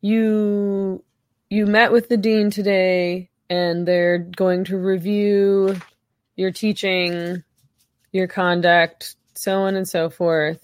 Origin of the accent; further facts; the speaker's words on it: Canada; I'm Canadian